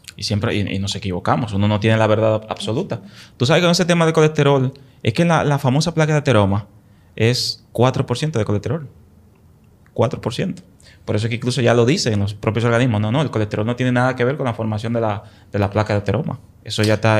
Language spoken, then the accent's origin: Spanish; Dominican Republic; moved away; Allá en el campo donde yo soy, en el pueblo donde yo soy, la mata de Farfán